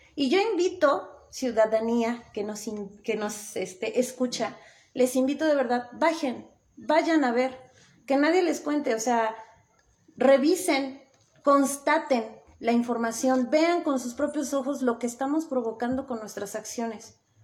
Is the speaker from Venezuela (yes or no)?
no; Puebla, Mexico; also born or lived in Tetela de Ocampo, Puebla; now in Tetela, Mexico